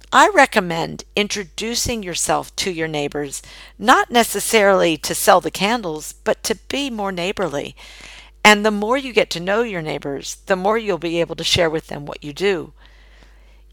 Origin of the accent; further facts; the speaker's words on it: United States; moved away as an adult; now in Australia; as an American living in Australia and selling candles exclusively in Australia